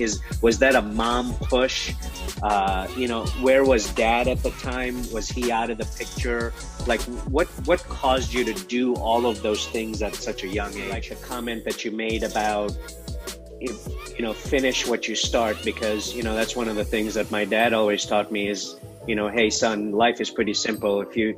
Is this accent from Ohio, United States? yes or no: yes; Columbus, Ohio, United States; Yeah, so I was raised by a single mom on the east side of Columbus, Ohio, which is right smack dab in the middle of the state and the capital.